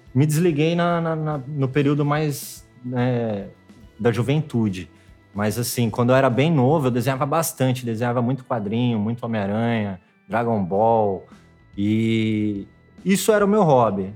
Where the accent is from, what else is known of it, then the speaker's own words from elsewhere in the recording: Itirapina, interior of São Paulo, Brazil; moved away as an adult; also born or lived in Piracicaba; now in Rio de Janeiro, Brazil; Sou do interior né? de São Paulo, bem interior, né? É, antes de vir para o Rio, eu estava morando em Piracicaba, mas eu ainda sou um pouquinho mais